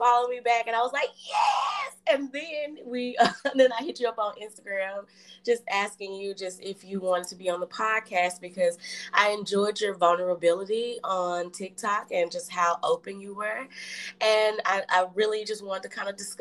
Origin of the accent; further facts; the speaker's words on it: Tennessee, United States; I'm from the south, so I'm from Tennessee